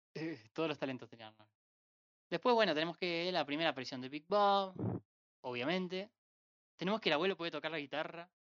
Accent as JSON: {"language": "Spanish", "region": "Entre Ríos", "country": "Argentina", "said": "de Entre Ríos"}